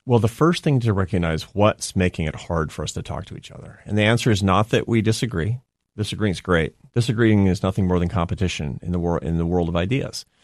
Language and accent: English; Seattle, Washington, United States; moved away as an adult; also born or lived in Spain; I'm from Seattle.